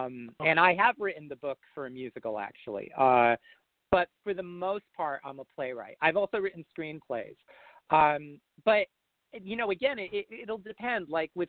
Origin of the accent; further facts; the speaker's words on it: New Jersey, United States; I grew up in North Jersey and, you know, pretty much in suburbia.